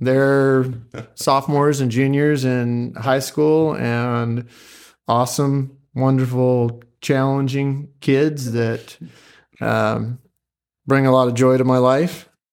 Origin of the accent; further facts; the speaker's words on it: Pleasant Hill, Oregon, United States; also born or lived in Springfield, Oregon; I am from Pleasant Hill, grew up in Pleasant Hill for the most part